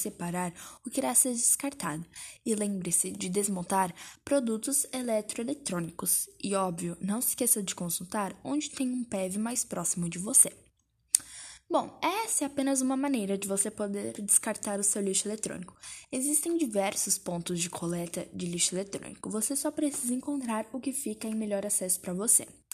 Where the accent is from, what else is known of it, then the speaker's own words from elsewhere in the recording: Brazil; nós somos brasileiros